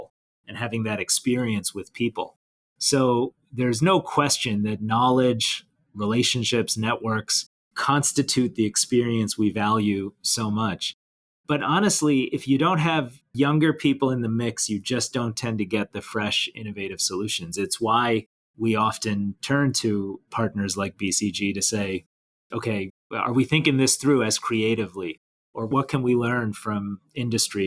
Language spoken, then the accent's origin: English; Detroit, Michigan, United States; I grew up around Detroit, Michigan